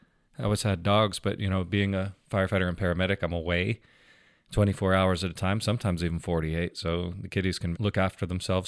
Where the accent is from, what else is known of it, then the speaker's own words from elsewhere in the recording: Wellington, Florida, United States; also born or lived in Fort Lauderdale; I'm from Wellington, Florida in Palm Beach County, originally born in Fort Lauderdale.